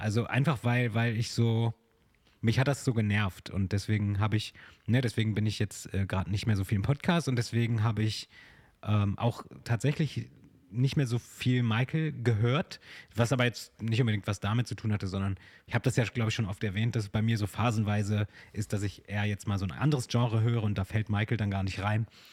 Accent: Germany; bei uns in Deutschland

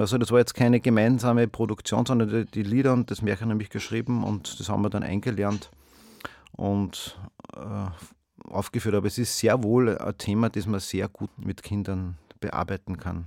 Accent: Steyr, Upper Austria, Austria; ich bin ja aus Steyr. Steyr ist eine Stadt in Oberösterreich.

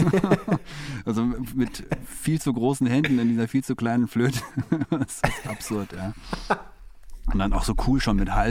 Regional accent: Munich, Bavaria, Germany; also born or lived in Oxford; Ja, größtenteils. Also äh, allerdings äh, haben mich meine Eltern, als ich ein Jahr alt war, ähm, mit nach England genommen

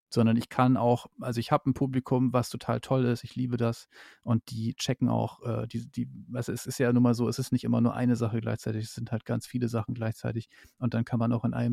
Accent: Northern Germany, Germany; ich komme aus dem Norden, ich kenne halt viele so

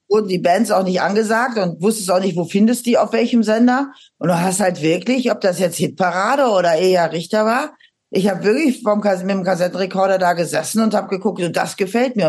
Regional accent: Aachen, North Rhine-Westphalia, Germany; now in Schleswig-Holstein, Germany; ich komme aus Aachen, aus diesem äh, katholischen Aachen mit dem Dom

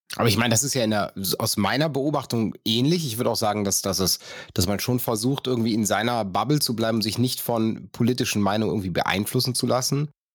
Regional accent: North Rhine-Westphalia, Germany; ich komme vom Niederrhein

